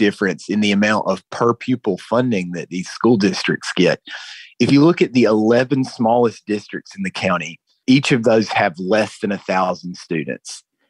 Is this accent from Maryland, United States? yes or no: no; North Carolina, United States; now in San Diego, United States; I've been covering education here for a little more than 3 years, and I'm from North Carolina.